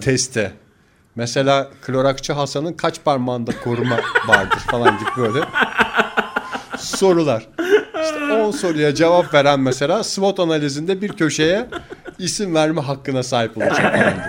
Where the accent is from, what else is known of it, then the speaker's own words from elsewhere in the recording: İzmir, Turkey; Çocukluğumuzu İzmir'de geçirdik